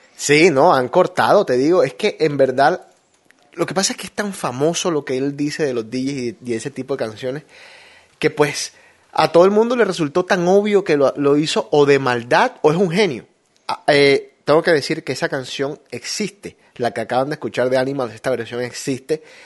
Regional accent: Barranquilla, Atlántico, Colombia; now in United States; Yo extraño cosas de mi tierra

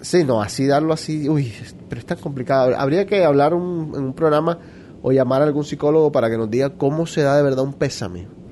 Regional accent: Barranquilla, Atlántico, Colombia; moved away; Enrique y yo somos de Barranquilla, nos criamos, crecimos, vivimos y todavía tenemos nuestras familias allá

